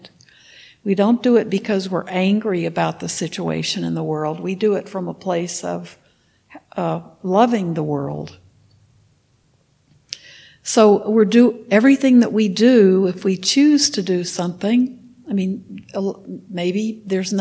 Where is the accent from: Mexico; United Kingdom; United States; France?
United States; Texas; When I was in high school, I grew up in Texas